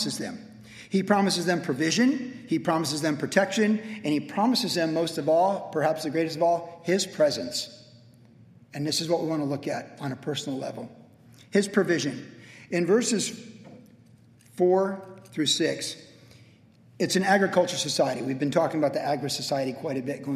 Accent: Vista, California, United States; I talked about growing up in Vista. Vista is a great place to grow fruit.

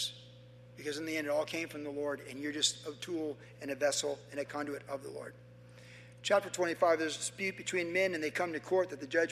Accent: Carlsbad, California, United States; in 1970, growing up in Carlsbad

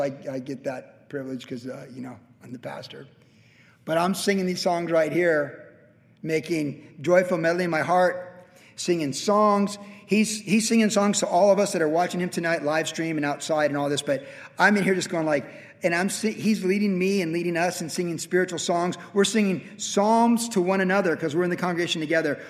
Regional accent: Carlsbad, California, United States; my hometown of Carlsbad

